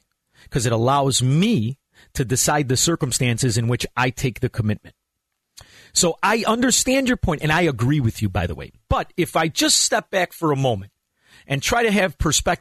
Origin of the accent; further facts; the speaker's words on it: Chicago, Illinois, United States; I'm from Chicago. I'm from Chicago